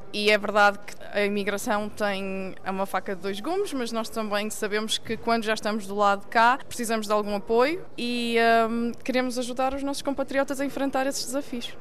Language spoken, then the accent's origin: Portuguese; Maia, Norte, Portugal; moved away as an adult; also born or lived in Sweden; now in Germany; eu sou natural da Maia